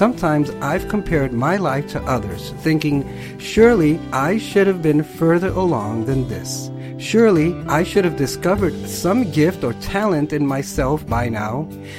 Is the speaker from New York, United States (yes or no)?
no; Colorado, United States; I grew up in Colorado and had never seen the ocean up close.